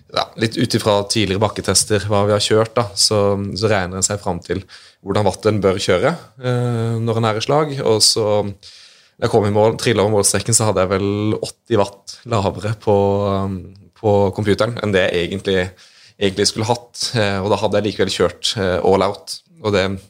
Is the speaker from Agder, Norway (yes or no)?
yes; Grimstad, Agder, Norway; jeg er fra Grimstad